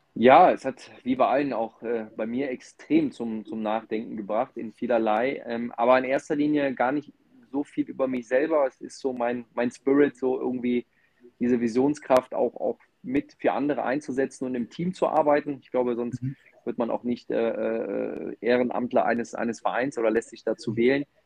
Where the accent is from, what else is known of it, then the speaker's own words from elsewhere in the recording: Mönchengladbach, North Rhine-Westphalia, Germany; ich komme aus dem Rheinland, aus Mönchengladbach, ähm, bin ganz klassisch aufgewachsen